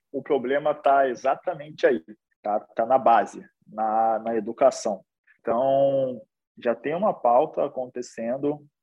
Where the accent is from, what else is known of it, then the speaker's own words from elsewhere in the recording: Rio de Janeiro, Brazil; sou sou carioca aí, que sotaque já denuncia um pouco, apesar de não ter muito. É... nasci aqui no Rio de Janeiro, numa, num lugar chamado Morro da Providência